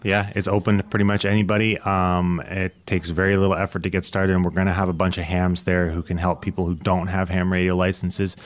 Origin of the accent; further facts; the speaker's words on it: Canada; also born or lived in United States; I'm Canadian